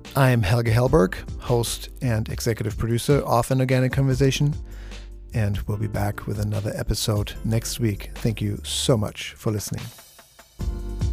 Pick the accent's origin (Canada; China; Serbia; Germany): Germany; moved away; the foods that I'm used to from Germany